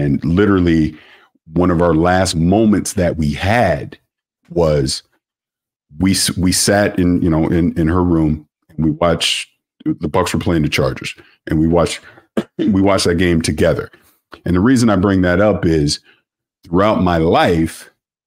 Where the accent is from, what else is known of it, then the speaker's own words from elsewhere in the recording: St. Petersburg, Florida, United States; now in San Diego, United States; I'm from St. Petersburg, Florida